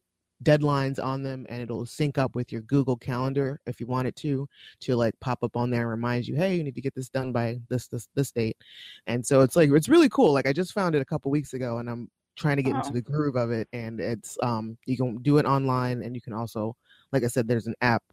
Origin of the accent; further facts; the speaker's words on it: Ohio, United States; now in Pittsburgh, United States; we lived in Ohio